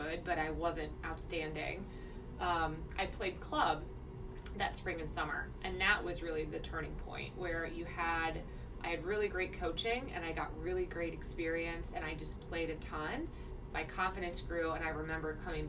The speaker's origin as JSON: {"language": "English", "town": "Chillicothe", "region": "Ohio", "country": "United States", "tie": "born or raised there", "also_born_or_lived": "Columbus, Ohio", "said": "I grew up in Chillicothe, which is an hour south of Columbus."}